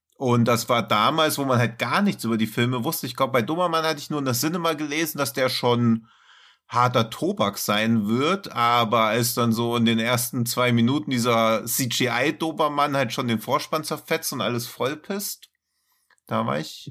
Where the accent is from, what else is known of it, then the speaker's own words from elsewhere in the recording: Hesse, Germany; ich als Hesse